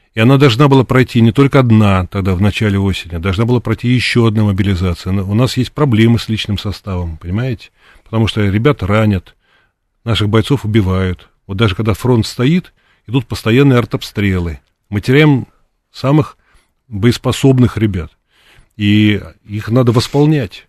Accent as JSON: {"language": "Russian", "region": "Moscow", "country": "Russia", "said": "я из России, из Москвы"}